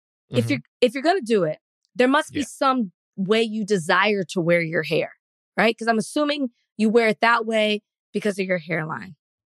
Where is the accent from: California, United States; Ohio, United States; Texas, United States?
Texas, United States; I'm from Texas.